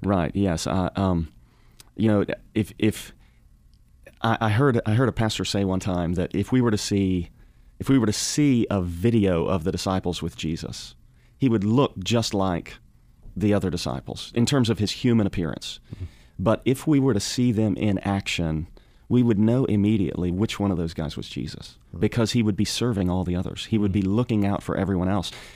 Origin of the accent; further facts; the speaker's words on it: Arkansas, United States; also born or lived in Fort Smith, Arkansas; now in Louisville, United States; I grew up in Arkansas, mainly the northwest corner of the state